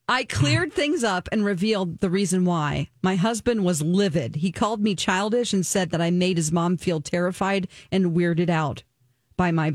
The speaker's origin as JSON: {"language": "English", "region": "the South", "country": "United States", "said": "I'm from the South"}